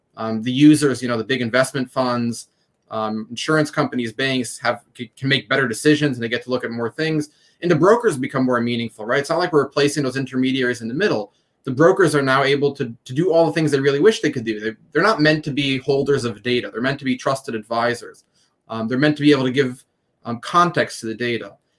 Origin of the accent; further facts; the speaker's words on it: Jerusalem, Jerusalem District, Israel; moved away as an adult; we grew up in Jerusalem, um, and as teenagers, we started our first company